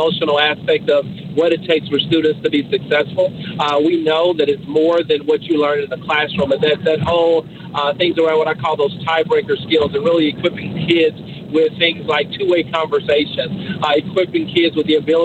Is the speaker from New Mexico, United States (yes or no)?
no; Caddo Parish, Louisiana, United States; moved away as an adult; also born or lived in Georgia / Dallas area, Texas; I was born in Caddo Parish. Both my parents were career Caddo educators.